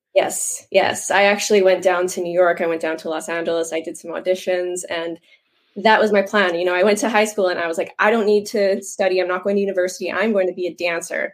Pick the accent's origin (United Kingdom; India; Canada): Canada; Moose Jaw, Saskatchewan; Born and raised in Moose Jaw, Saskatchewan. I born here, still here.